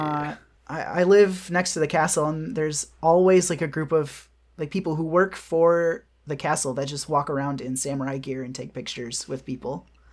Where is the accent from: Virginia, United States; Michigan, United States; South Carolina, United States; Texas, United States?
Michigan, United States; moved away; also born or lived in New York / Austin; Michigan, my hometown